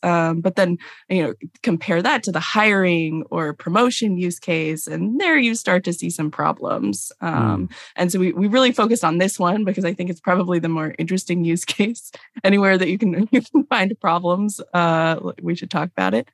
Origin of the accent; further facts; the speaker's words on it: Los Angeles, California, United States; now in Durham, United States; I grew up in Los Angeles